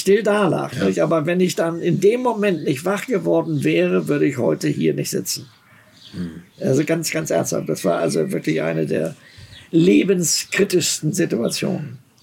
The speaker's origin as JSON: {"language": "German", "country": "Germany", "said": "ich bin ja Deutscher"}